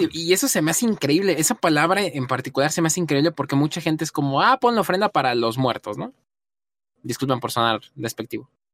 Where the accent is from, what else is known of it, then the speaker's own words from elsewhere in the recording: Mexico; como mexicano nos toca